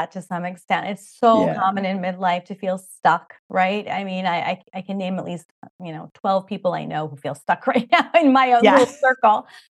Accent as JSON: {"language": "English", "area": "Long Island", "region": "New York", "country": "United States", "tie": "born or raised there", "moved": "yes", "said": "we grew up in Long Island, New York, and whoever knows that area, it's really funny. The New York accents are very thick."}